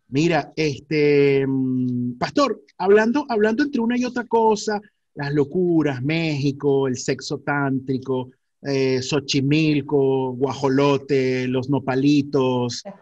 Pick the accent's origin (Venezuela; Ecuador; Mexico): Venezuela; Maracay, Aragua; moved away; nosotros somos de la vieja escuela y somos de Maracay